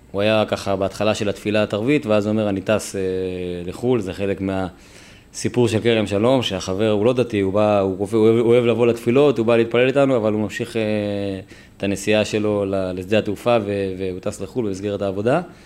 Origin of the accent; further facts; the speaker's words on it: Netzarim, Gaza Strip, Palestine; moved away as an adult; now in Kerem Shalom, Israel; אני גדלתי בנצרים בגוש קטיף